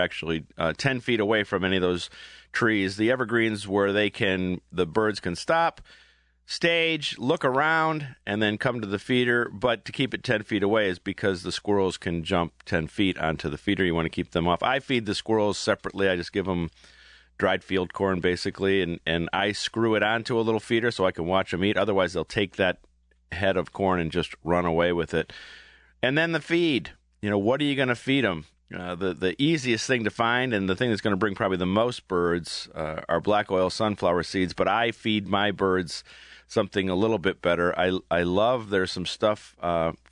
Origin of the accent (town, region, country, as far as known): Aurora, Ohio, United States; born or raised there